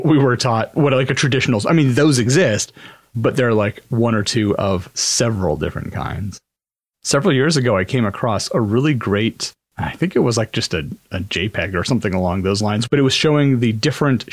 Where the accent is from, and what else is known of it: Hawaii, United States; born or raised there; moved away